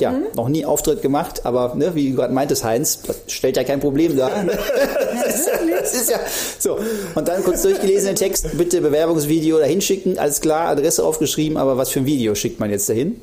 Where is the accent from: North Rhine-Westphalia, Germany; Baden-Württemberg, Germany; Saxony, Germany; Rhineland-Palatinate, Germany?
North Rhine-Westphalia, Germany; Krefeld; moved away as an adult; also born or lived in Duisburg / Siegen / Cologne; in Krefeld aufgewachsen, äh, also sozusagen Niederrhein ist das ja